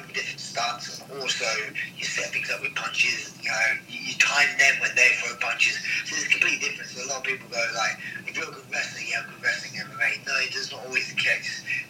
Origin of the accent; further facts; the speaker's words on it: England, United Kingdom; In England, my sports growing up was cricket and football.